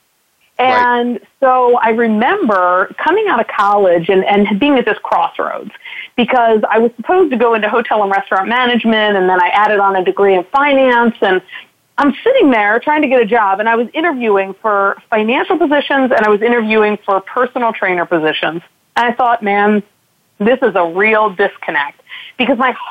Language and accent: English; outside of Baltimore, Maryland, United States; I grew up actually outside of Baltimore, and my parents still live down in that area